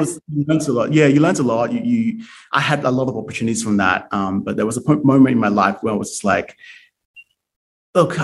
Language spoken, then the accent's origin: English; Hong Kong; now in Australia; I'm from Hong Kong